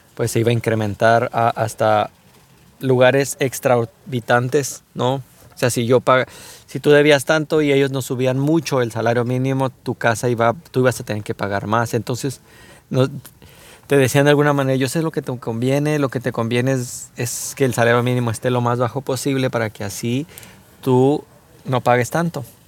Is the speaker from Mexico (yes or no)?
yes; Mexico; como mexicanos